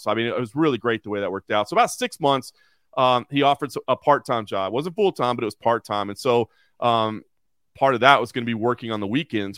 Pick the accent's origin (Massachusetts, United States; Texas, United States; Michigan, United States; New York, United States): Texas, United States; Dallas; moved away as an adult; also born or lived in Oklahoma / Lexington, Kentucky / Dayton, Ohio; now in Las Vegas, United States; I grew up in Dallas, Texas